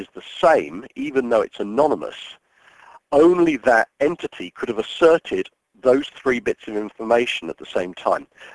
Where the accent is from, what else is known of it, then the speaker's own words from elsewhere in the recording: United Kingdom; I'm a British citizen.